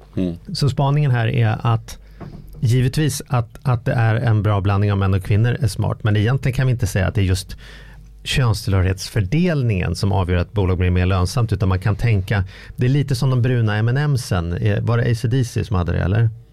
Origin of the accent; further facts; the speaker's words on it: Sweden; min identitet som svensk